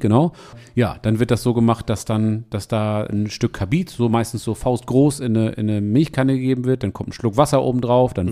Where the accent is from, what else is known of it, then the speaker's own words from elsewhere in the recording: East Frisia, Lower Saxony, Germany; bei uns in Ostfriesland